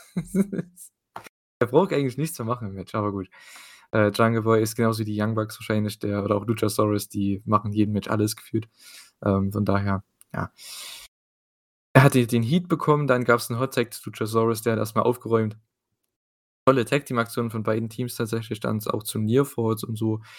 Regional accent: East Germany, Germany; dazu bin ich noch Ossi, ich habe es schon gesagt, ne? Ich bin aus dem Osten

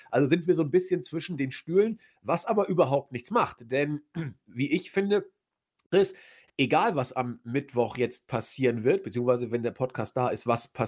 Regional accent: Hamburg, Germany; naja, ich komme ja aus Hamburg. Ich habe natürlich wieder das Astra, die Kiezmische.

